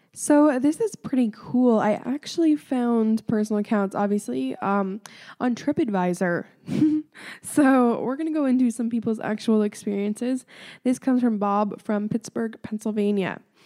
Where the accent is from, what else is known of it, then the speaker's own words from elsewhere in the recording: Ontario, Canada; I'm from Ontario